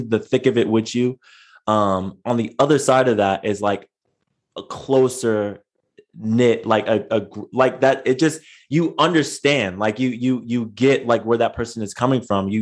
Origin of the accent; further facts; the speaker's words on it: San Diego, California, United States; I grew up in San Diego